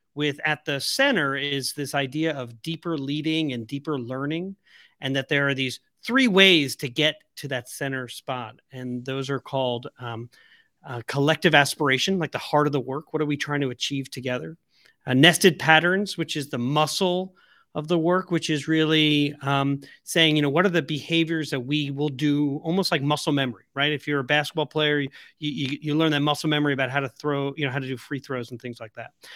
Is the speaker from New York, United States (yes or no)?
yes; Long Island, the South Shore, New York, United States; I'm from Long Island, the South Shore